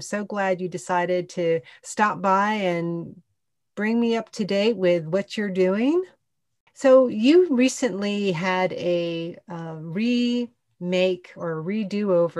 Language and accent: English; Austin, Texas, United States; my hometown of Austin, Texas